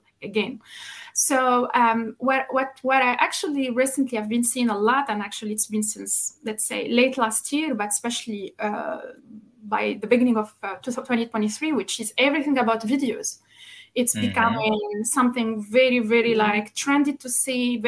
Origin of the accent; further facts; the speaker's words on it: Tunisia; moved away as an adult; now in Luxembourg; Originally, I come from Tunisia, but I've been in Luxembourg since now 7.5 years.